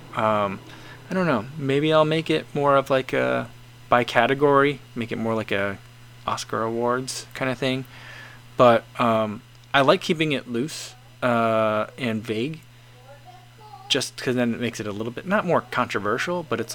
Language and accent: English; United States; we're Americans.